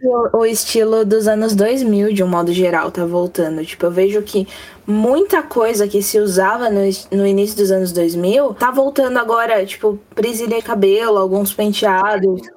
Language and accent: Portuguese; ABC Paulista, São Paulo, Brazil; Eu sou do Ninho Mais Emo de São Paulo, ABC Paulista.